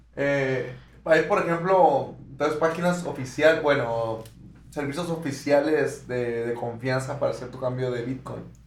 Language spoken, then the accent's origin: Spanish; Mexico; Nosotros somos de México